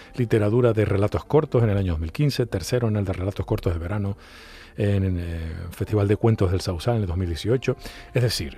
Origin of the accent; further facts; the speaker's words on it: Canary Islands, Spain; a los canarios